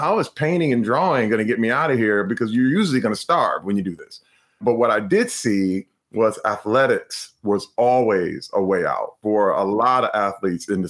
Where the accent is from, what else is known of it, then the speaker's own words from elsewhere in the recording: Flint, Michigan, United States; when I was a little kid growing up in Flint, Michigan